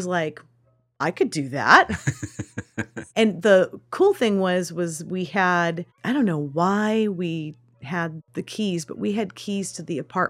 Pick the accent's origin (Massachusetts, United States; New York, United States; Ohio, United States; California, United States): California, United States; Sutter Creek; I'm from Sutter Creek.